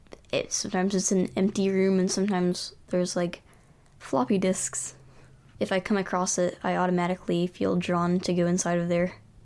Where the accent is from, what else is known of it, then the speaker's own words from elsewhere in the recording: Lynchburg, Virginia, United States; Lynchburg, Virginia.